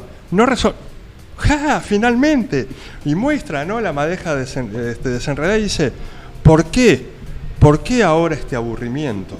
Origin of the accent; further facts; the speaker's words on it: Uruguay; soy uruguayo